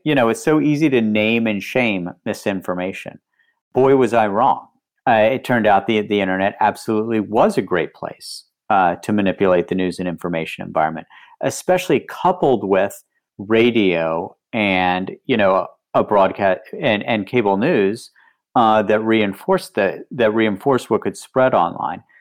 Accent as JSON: {"language": "English", "region": "West Virginia", "country": "United States", "tie": "born or raised there", "moved": "yes", "said": "I grew up in West Virginia"}